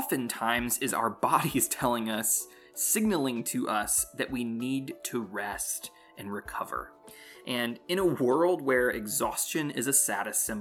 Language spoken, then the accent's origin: English; North Carolina, United States; I'm from North Carolina